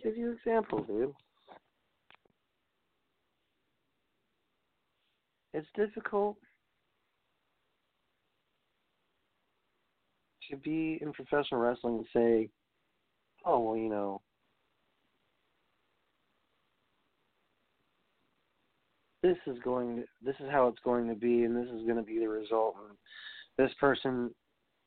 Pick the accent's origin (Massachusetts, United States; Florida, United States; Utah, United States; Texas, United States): Texas, United States; Houston; I'm from Houston